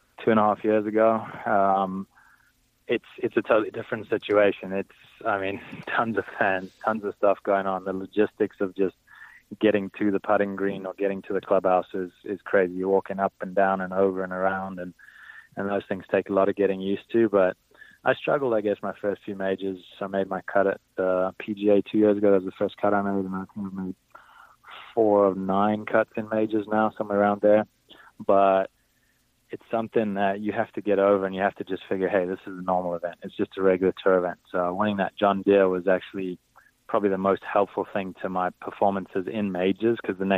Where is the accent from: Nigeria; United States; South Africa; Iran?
South Africa; growing up in South Africa. That's what we watch on TV.